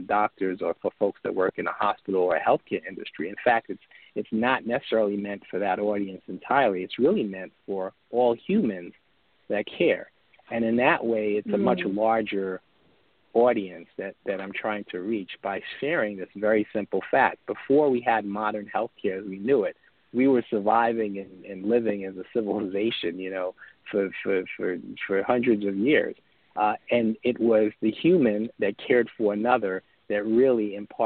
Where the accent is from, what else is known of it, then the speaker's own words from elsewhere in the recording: New York City, New York, United States; I grew up in New York City